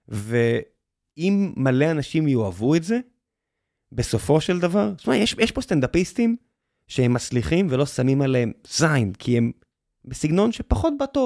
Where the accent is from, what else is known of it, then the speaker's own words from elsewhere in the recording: Tel Aviv, Tel Aviv District, Israel; ואני הולך דרך העיר שגדלתי בה, גרתי בבית, ונולדתי במצדה. ו, ואני, זהו, אני תל אביבי